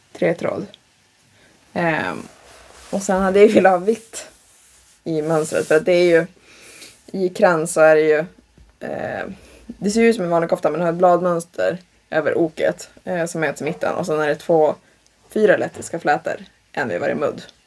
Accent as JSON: {"language": "Swedish", "town": "Tavelsjö", "region": "Västerbotten County", "country": "Sweden", "said": "jag är ju typ från Taversjö"}